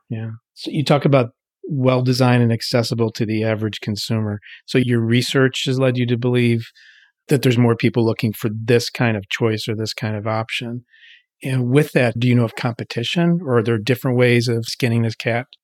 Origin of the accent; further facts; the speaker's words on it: Pittsburgh, Pennsylvania, United States; moved away; I'm happy to be in Pittsburgh, my hometown